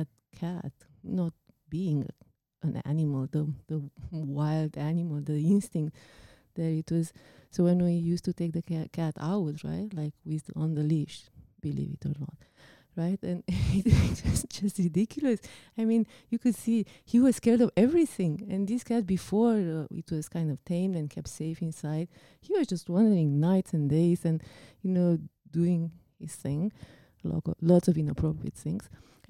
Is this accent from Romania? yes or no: yes; Romania; English is a second language; now in Canada; it reminds me of when we came from Romania, we brought a cat with us, right?